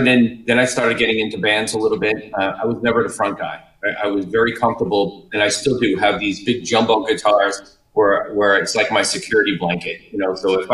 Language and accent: English; New York, United States; moved away as an adult; Yeah, so I came down from New York about 5 years ago.